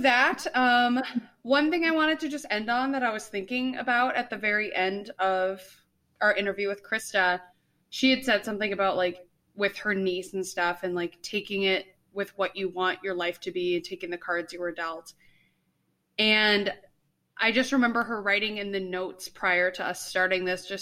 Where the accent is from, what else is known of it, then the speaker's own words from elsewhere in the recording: Northfield, United States; I'm from Northfield